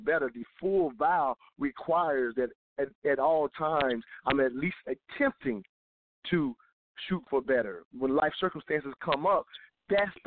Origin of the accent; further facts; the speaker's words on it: the South, United States; growing up in the South